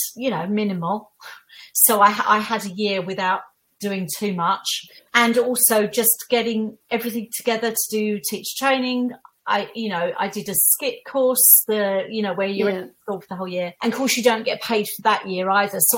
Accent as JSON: {"language": "English", "area": "Essex", "region": "East of England", "country": "United Kingdom", "said": "I'm from Essex. I used to get all the Essex girl jokes"}